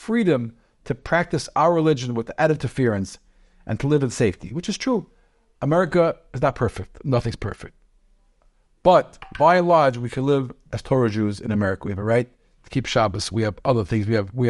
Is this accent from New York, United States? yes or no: yes; Brooklyn, New York, United States; born there; Okay, so I was born in Brooklyn.